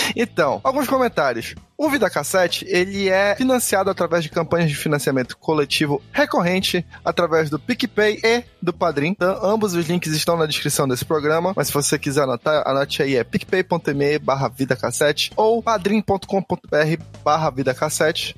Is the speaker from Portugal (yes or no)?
no; Pará, Brazil; Nós somos paraenses